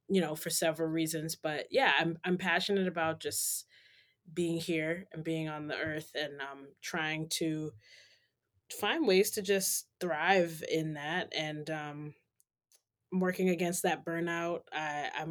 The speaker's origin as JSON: {"language": "English", "town": "New York City", "region": "New York", "country": "United States", "tie": "born or raised there", "also_born_or_lived": "Western Massachusetts", "moved": "as an adult", "lives_now": "Boston, United States", "said": "originally I am from Harlem, New York City, born and raised"}